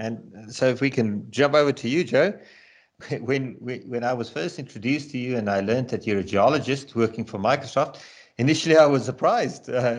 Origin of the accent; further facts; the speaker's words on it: South Africa; I grew up in the Kruger National Park, which is, of course, well-known worldwide